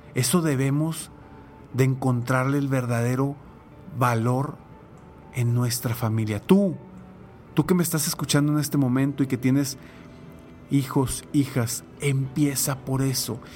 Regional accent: Mexico; como mexicanos

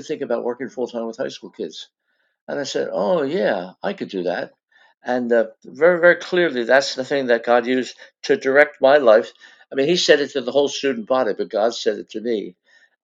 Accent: Philadelphia, Pennsylvania, United States; born or raised there

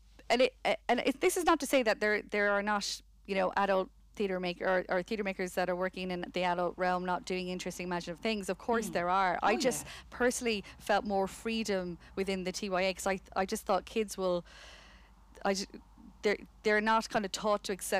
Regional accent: Connemara, Carraroe, Connacht, Ireland; moved away; also born or lived in United Kingdom; I come from Connemara, Carrow. I'd never seen theatre until I left for the UK.

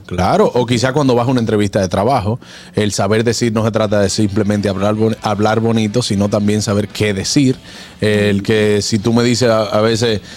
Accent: Dominican Republic; con nosotros como dominicanos

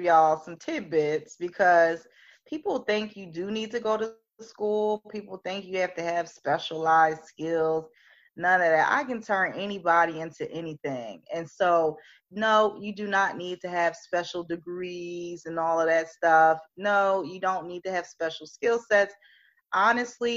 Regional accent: Philadelphia, Pennsylvania, United States; I'm from Philly

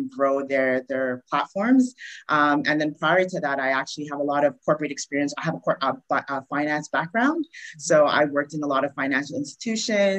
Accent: Montreal, Quebec, Canada; moved away as an adult; now in Toronto, Canada; So I'm originally from Montreal, and I moved to Toronto probably about five, six years ago. And I transitioned here. So I grew up there

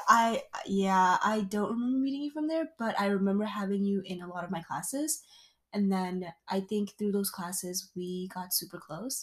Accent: East Coast, United States; moved away as an adult; now in Midwest, United States; We are currently in the Midwest and we're both from the East Coast.

